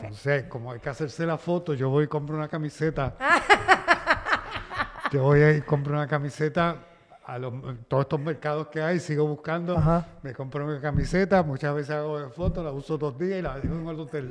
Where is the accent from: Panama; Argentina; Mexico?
Panama; moved away; also born or lived in United States; nací en Panamá, en, la zona del canal